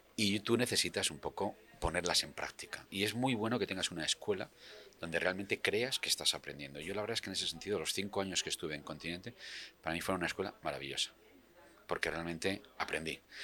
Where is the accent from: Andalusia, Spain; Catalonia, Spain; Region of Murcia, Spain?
Region of Murcia, Spain; moved away as an adult; now in Madrid, Spain; yo soy murciano